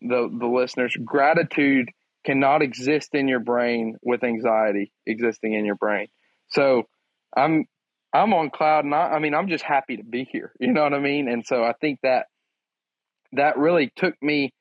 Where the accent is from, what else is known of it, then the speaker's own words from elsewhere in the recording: Crockett, Texas, United States; I'm from Crockett, Texas